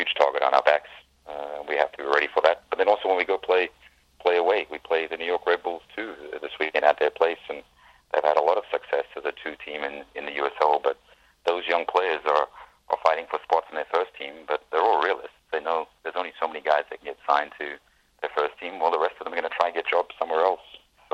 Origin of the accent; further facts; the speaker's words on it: South Africa; also born or lived in Vancouver, Canada; now in Cincinnati, United States; I grew up in South Africa, but I'm a very, very proud Canadian, and I'm a very, very proud Vancouverite too.